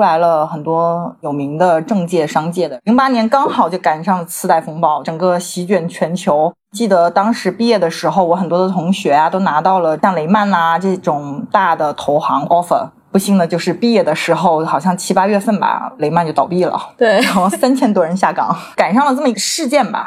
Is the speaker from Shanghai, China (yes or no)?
no; Shenzhen, Guangdong, China; also born or lived in United Kingdom; 我在出国之前呢，其实是土生土长的深圳人嘛